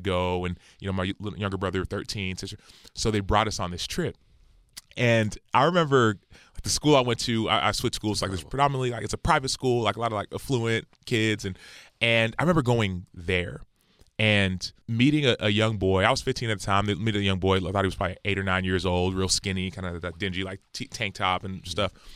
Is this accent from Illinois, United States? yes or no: no; Dallas, Texas, United States; I was born in Dallas, Texas